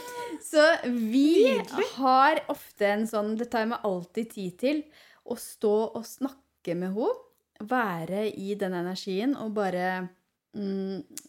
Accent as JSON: {"language": "Norwegian", "town": "Ål", "region": "Buskerud", "country": "Norway", "also_born_or_lived": "Hemsedal", "said": "jeg, er- jo fra Ål"}